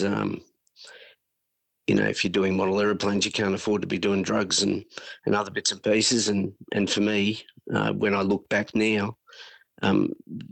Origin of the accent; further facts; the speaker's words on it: Sunbury, Victoria, Australia; also born or lived in Melbourne; now in Queensland, Australia; we grew up in Sunbury with mum and dad